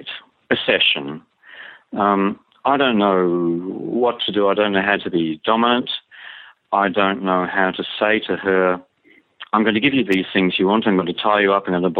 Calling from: Australia; I'm calling from Australia

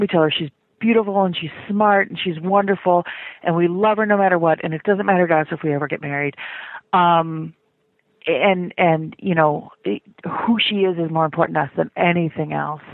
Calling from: Chicago, Illinois, United States; I'm calling from Chicago

